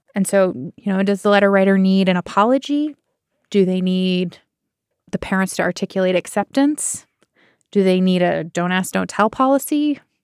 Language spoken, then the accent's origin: English; Bay Area, California, United States; I am from the Bay Area